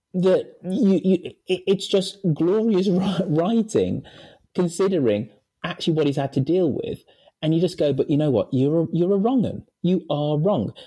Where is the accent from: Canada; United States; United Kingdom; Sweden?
United Kingdom; Birmingham, West Midlands; born or raised there; moved away as an adult; now in London, United Kingdom